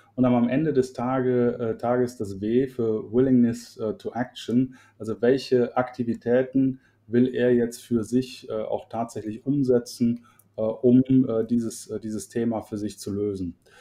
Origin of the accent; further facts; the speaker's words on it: Cologne, North Rhine-Westphalia, Germany; also born or lived in Middle Franconia, near Nuremberg; ich bin gebürtiger Mittelfranke aus der Nähe von Nürnberg, aber bin da mit zwei Jahren dann schon äh, verschickt worden nach Köln ähm, und bin also in Köln groß geworden